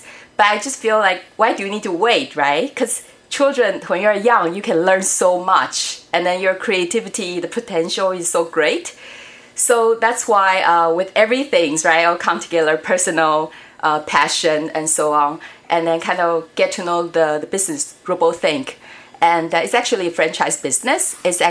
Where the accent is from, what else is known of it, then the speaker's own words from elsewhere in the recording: Niagara, Ontario, Canada; Like for me, Niagara is my hometown in Canada